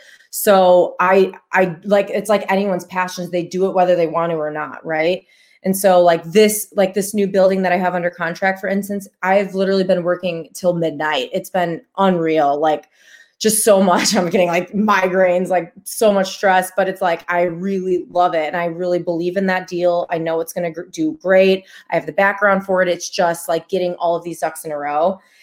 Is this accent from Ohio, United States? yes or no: no; Chicago, Illinois, United States; I'm from Chicago. They're not really allowed where I'm from. I've never held one in my life